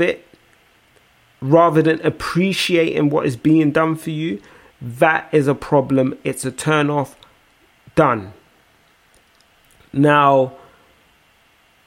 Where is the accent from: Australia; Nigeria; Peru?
Nigeria; as a Nigerian